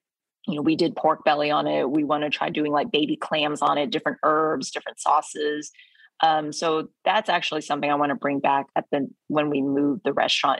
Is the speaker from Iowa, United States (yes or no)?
no; Texas, United States; Vietnamese heritage growing up in Texas.